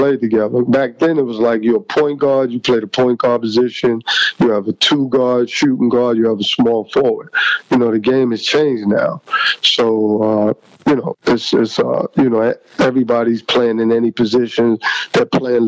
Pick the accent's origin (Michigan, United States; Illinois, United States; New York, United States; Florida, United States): New York, United States; New York City; I'm from New York City